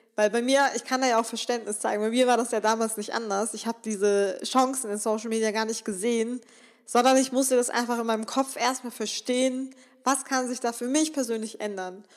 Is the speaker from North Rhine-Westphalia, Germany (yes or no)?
yes; Remscheid, North Rhine-Westphalia, Germany; ich komme aus Remscheid, das ist hier so eine kleine Stadt